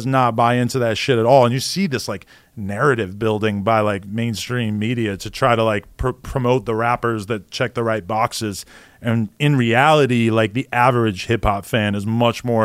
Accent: New Hampshire, United States; moved away; I'm from New Hampshire

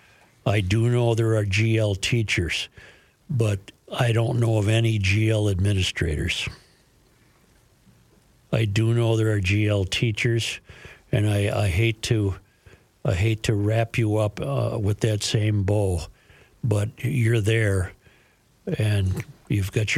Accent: United States; I was born in the United States, and I'll die in the United States

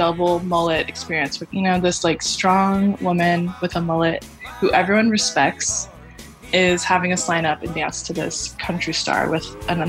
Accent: Texas, United States; So I grew up in Texas, and I remember, I think the first mullet I ever saw in person was in elementary school.

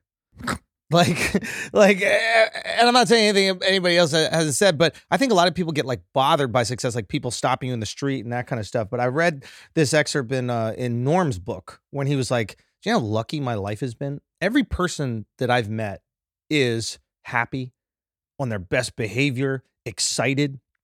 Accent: New York, United States; I'm from New York. I'm born and raised in New York.

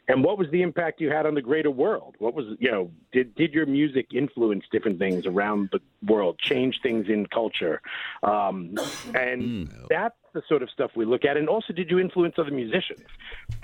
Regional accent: New York, United States; now in Cleveland, United States; I'm originally from New York myself, so I'm not a native Clevelander.

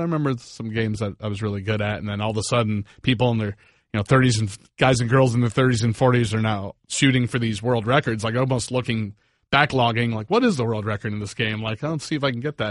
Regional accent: Northern Virginia, United States; now in South Florida, United States; I'm originally from Virginia, Northern Virginia

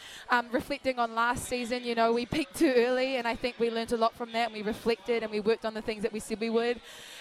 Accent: Wellington, New Zealand; now in Auckland, New Zealand; that's my hometown. I get to, you know, although we would love to be out here representing South Auckland, we'll be representing from afar. And for me, it'll be awesome to have all my whānau in Wellington.

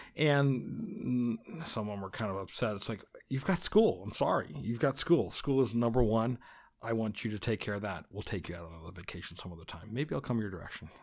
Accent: West Des Moines, Iowa, United States; also born or lived in Grimes, Iowa; I grew up in West Des Moines, Iowa. now live in Grimes, which is another suburb of Des Moines.

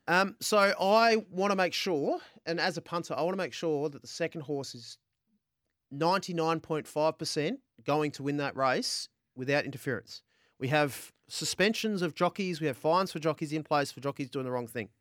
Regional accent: Adelaide, South Australia, Australia; Adelaide, um, on my hometown, grew up in Adelaide

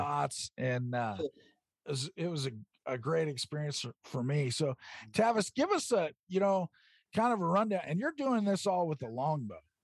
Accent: Oregon, United States; right here in my home state of Oregon

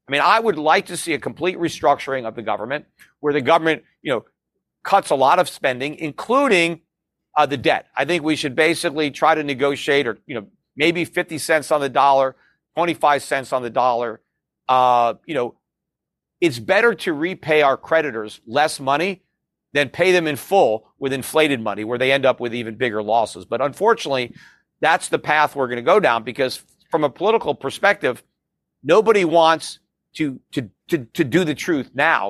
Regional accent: United States; as an American

